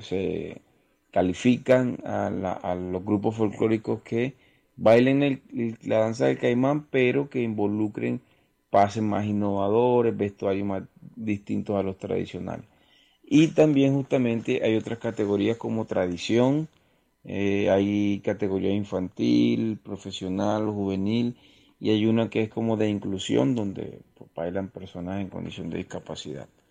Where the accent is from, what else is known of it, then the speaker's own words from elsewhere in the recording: Ciénaga, Magdalena, Colombia; yo soy de Ciénaga Magdalena, nací y crecí en Ciénaga Magdalena.